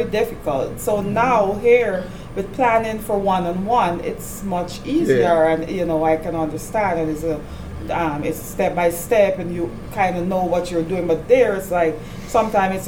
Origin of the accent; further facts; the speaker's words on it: Guyana; moved away as an adult; now in United States; I'm from Guyana, South America. And there I was an elementary teacher for 10 years